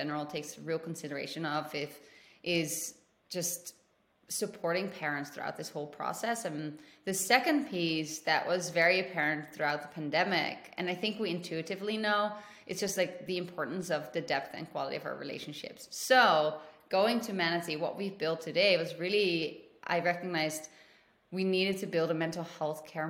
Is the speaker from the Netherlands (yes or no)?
yes; Netherlands; moved away as an adult; also born or lived in London / South America; now in United States; I am originally from the Netherlands and I lived in Europe pretty much my entire life